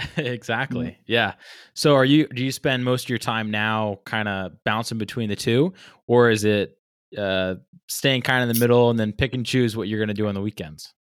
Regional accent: Rhode Island, United States; growing up in Rhode Island

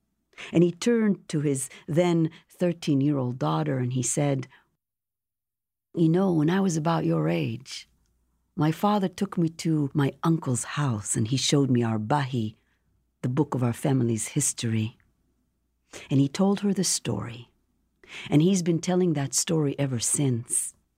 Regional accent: Jerusalem, Jerusalem District, Israel; now in United States; And the book is a memoir of growing up in Jerusalem, coming to this country, meeting her, and the whole process of creating the show

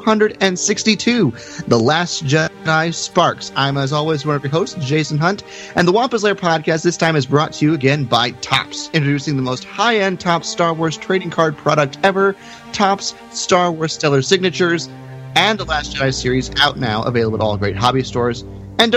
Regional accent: Texas, United States; I'm from Texas

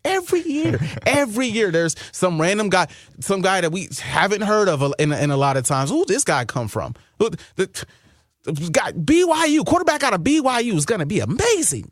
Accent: Wisconsin, United States; now in Minnesota, United States; I'm from Wisconsin

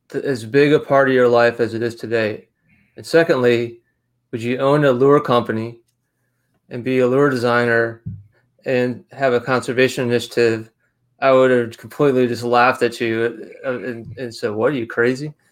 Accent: Rochester, New York, United States; accent: mixture of Rochester, New York, and Charleston, South Carolina; now in Charleston, United States; I'm originally from Western New York. I've lived in, in Charleston for almost half my life, so I'm kind of a lot of people can't really they can't tell where I'm from by my accent because I have a mixture of Rochester, New York, and Charleston, South Carolina.

